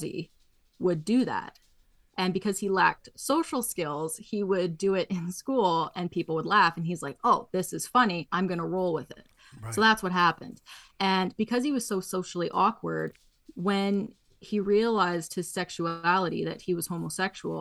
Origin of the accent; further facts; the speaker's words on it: Canada; I'm Canadian